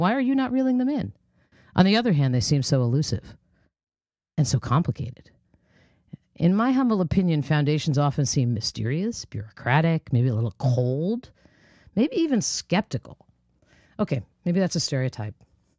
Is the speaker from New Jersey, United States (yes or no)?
yes; New Jersey, United States; here in my home state of New Jersey